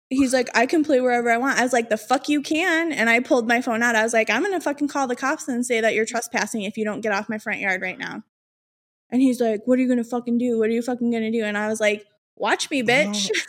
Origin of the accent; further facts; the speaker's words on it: Chicago, Illinois, United States; I'm from Chicago